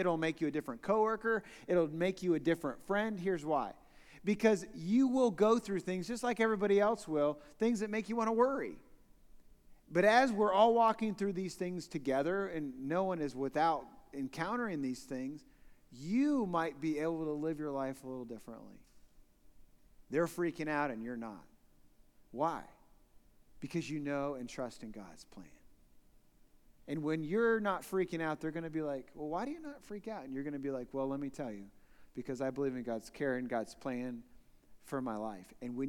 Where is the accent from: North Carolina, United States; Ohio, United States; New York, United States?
Ohio, United States; Newark; So I grew up in Newark, Ohio, actually east side of Newark, Ohio, in Licking County, so actually just in the hills.